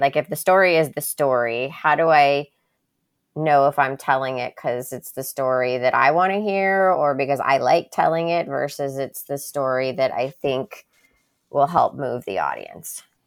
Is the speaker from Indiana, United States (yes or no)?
no; Miami, Florida, United States; also born or lived in Birmingham, Alabama; the majority of my childhood was, like, growing up in Miami